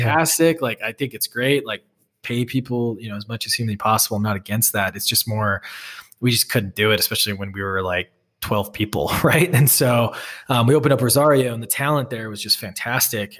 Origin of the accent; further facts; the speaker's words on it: Wisconsin, United States; also born or lived in Boston; now in Salt Lake City, United States; I grew up in Wisconsin and, you know, a town with more cows than people